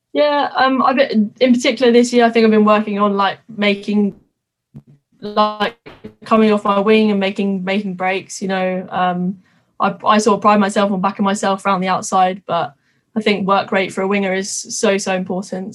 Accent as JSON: {"language": "English", "town": "Twickenham", "region": "London", "country": "United Kingdom", "said": "I'm from Twickenham. I literally have been brought up, born and bred rugby"}